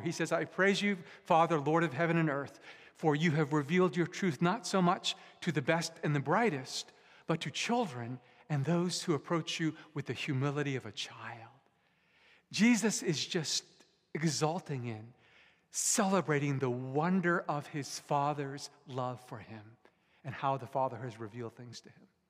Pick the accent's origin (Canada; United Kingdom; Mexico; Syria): Canada; Vancouver, British Columbia; also born or lived in Japan; I was born in Japan, but I was mostly raised here in Canada, in, in Metro Vancouver